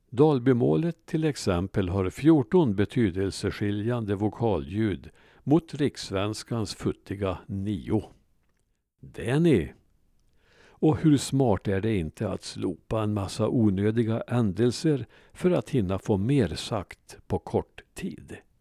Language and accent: Swedish; Värmland, Sweden; jag var infödd värmlänning